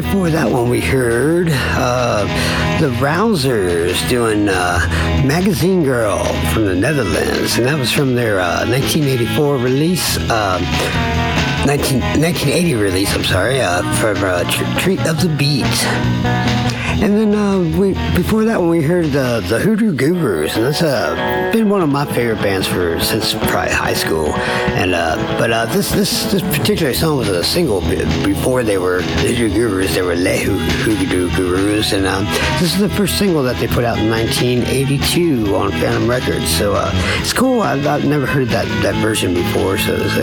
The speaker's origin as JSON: {"language": "English", "town": "Baltimore", "region": "Maryland", "country": "United States", "said": "I'm from the Baltimore area"}